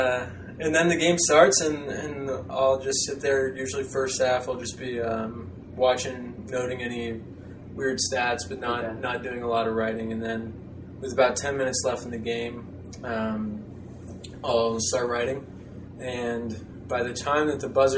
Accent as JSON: {"language": "English", "region": "Ohio", "country": "United States", "moved": "yes", "lives_now": "Providence, United States", "said": "I'm from Ohio"}